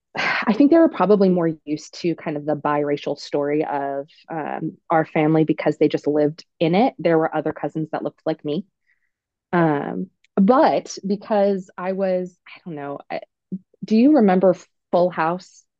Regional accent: Oregon, United States; I'm from Oregon. I'm from Oregon.

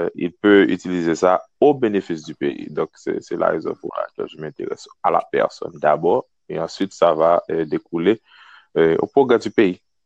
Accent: Kenscoff, Ouest, Haiti; moved away as an adult; now in Wisconsin, United States; je suis né, je grandis en Haïti jusqu'à l'âge de 19 ans

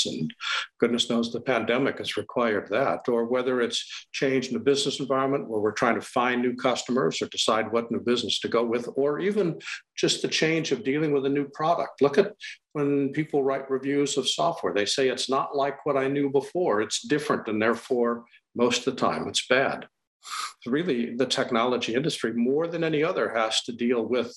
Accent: Wisconsin, United States; moved away as an adult; also born or lived in Los Angeles / Montana / Maryland / San Diego; now in Boston, United States; I'm from the Midwest. I grew up in Wisconsin

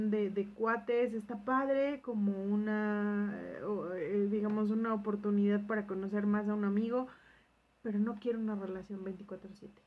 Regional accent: Mexico; como somos mexicanos

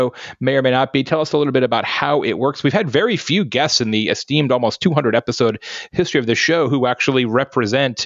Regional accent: Nebraska, United States; moved away; also born or lived in Arizona; Back to as an infant, I was born in Nebraska

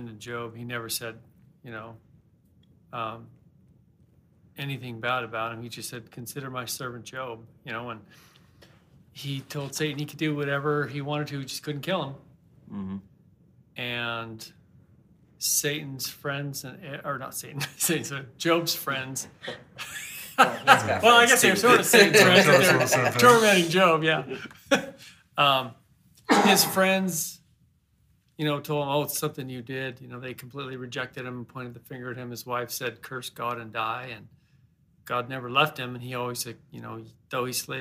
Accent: Portland, United States; when we grew up in Portland

